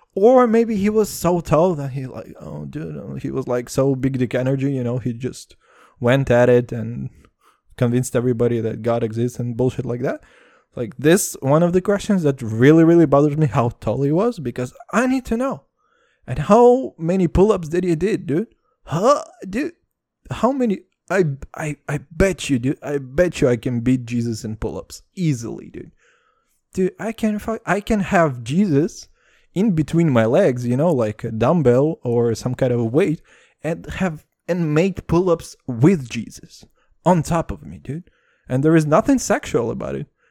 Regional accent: Texas, United States; I'm from Texas

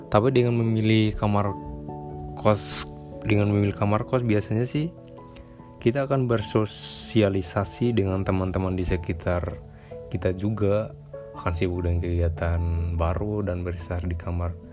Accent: East Nusa Tenggara, Indonesia; now in Bandung, Indonesia; Saya berasal dari Nusa Tenggara Timur dan sekarang saya sedang kuliah di salah satu universitas di Bandung

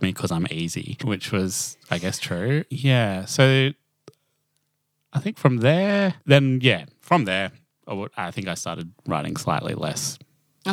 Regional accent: Toowoomba, Queensland, Australia; accent: Australian; I grew up in Toowoomba.

